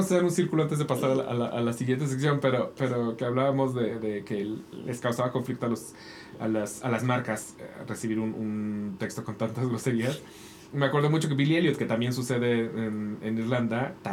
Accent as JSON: {"language": "Spanish", "country": "Spain", "said": "No, soy español. Y, soy español"}